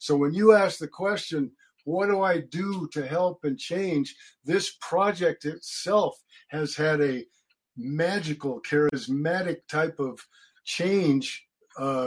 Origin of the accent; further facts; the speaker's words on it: Wyoming, United States; I grew up in the state of Wyoming.